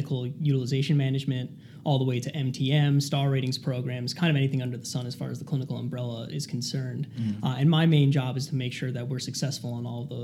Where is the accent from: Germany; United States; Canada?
United States; Cherry Hill, New Jersey; moved away as an adult; now in Rhode Island, United States; I grew up in Cherry Hill, New Jersey, which is about 3.5 hours south of here